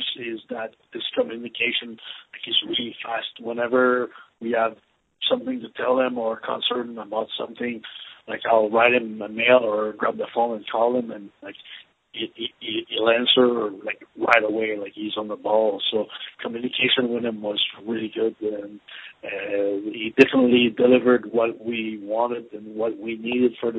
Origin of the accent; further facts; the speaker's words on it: Canada; moved away as an adult; now in Dallas, United States; I'm originally from Canada, but I've been living in Dallas, Texas for 4 years now.